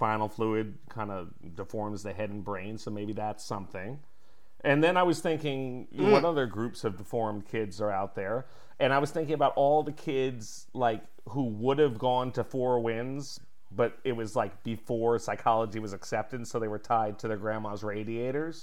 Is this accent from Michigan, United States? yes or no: no; Connecticut, United States; I am from Connecticut